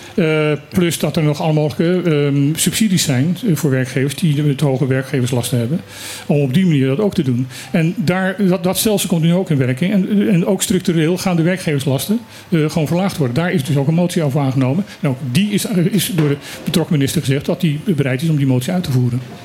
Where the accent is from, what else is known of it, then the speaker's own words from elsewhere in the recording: Netherlands; wij zijn gewoon als Nederlanders